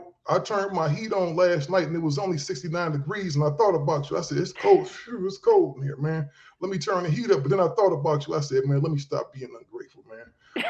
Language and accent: English; Ohio, United States; I'm from Ohio originally.